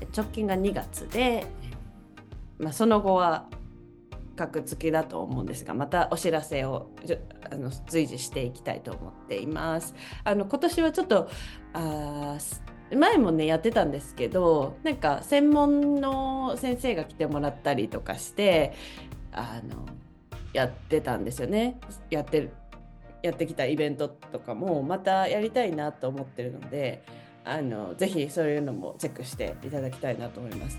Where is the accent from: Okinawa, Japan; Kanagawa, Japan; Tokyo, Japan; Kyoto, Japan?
Kyoto, Japan; moved away as an adult; now in Canada; 私は京都の市内で育った